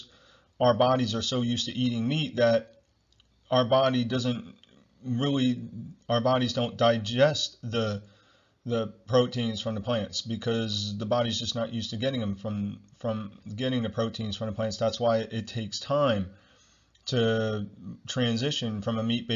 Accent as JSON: {"language": "English", "area": "Ocean County", "region": "New Jersey", "country": "United States", "said": "I'm from Ocean County, New Jersey"}